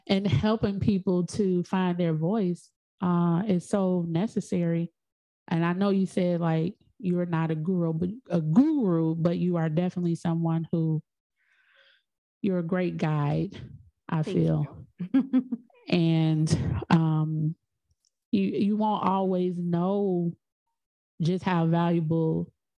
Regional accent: Chicago, Illinois, United States; also born or lived in Georgia; I'm in Chicago. I'm from Chicago.

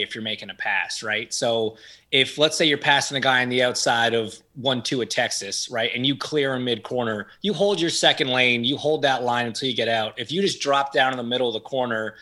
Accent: Canada; I grew up in Canada

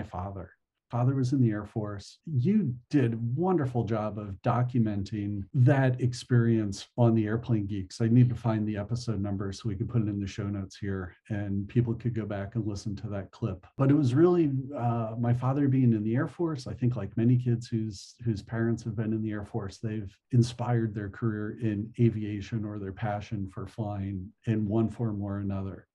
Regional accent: New Jersey, United States; moved away as an adult; also born or lived in California; when I was 21, I moved from New Jersey to California

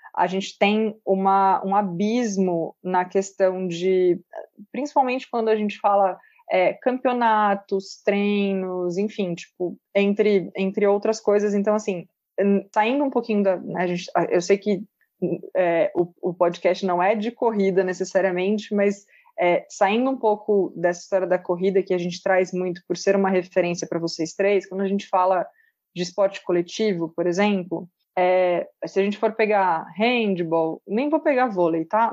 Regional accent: Pedreira, São Paulo, Brazil; eu sou de uma cidade do interior de São Paulo, chamada Pedreira, e a minha infância toda eu cresci dentro de um clube poliesportivo

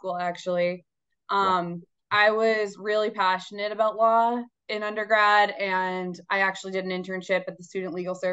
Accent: Boston, Massachusetts, United States; I'm from Boston, Mass. Grew up in the Boston area. I've lived in Boston my entire life.

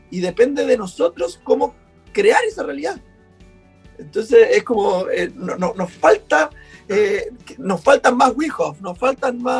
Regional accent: Punta Arenas, Magallanes and Chilean Antarctica, Chile; now in Viña del Mar, Chile; yo soy de Punta Arena y cuando yo llegué a Viña, yo andaba en polera para todos lados

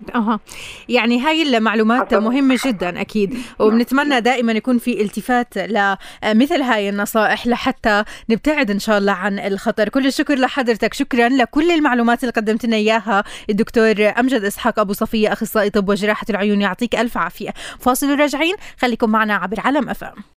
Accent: Palestine

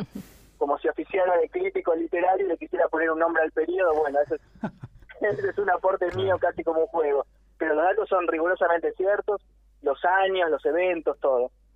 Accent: Argentina; yo nací acá y yo soy argentino

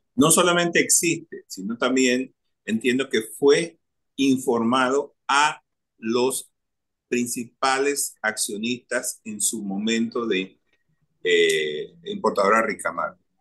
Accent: Panama; soy un ciudadano de este país

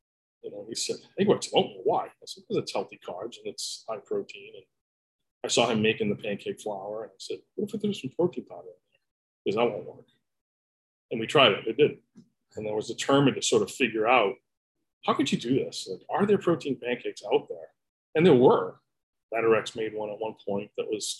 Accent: Boston, Massachusetts, United States; moved away as an adult; I grew up in Boston, spent my whole life there. We moved here about 6 years ago.

